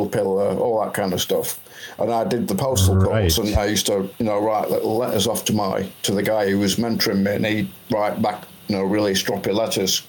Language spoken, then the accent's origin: English; Blackpool, North West England, United Kingdom; also born or lived in Huddersfield; I moved back from Huddersfield back to my hometown, Blackpool